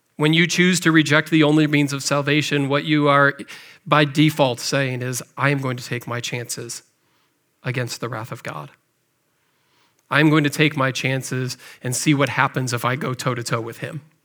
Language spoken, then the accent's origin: English; McHenry, Illinois, United States; moved away; also born or lived in Cahokia, Illinois; I grew up in McHenry, Illinois, just over the border, not too far away from here.